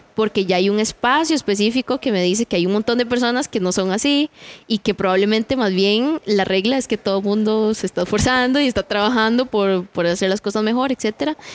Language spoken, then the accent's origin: Spanish; Heredia, Costa Rica; yo soy de Heredia